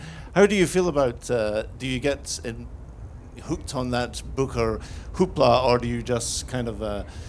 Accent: Dublin, Leinster, Ireland; I'm from Dublin

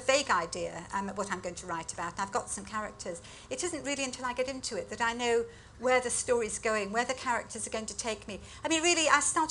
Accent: United Kingdom; having had quite a privileged education growing up in Britain

